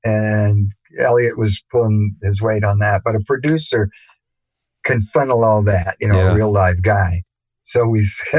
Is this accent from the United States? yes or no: no; England, United Kingdom; born there; And Jerry and I both have British mothers. I was born in England.